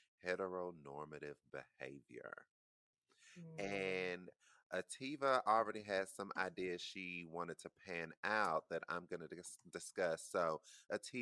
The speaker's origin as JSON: {"language": "English", "region": "the Bible Belt", "country": "United States", "tie": "born or raised there", "said": "growing up in the Bible Belt"}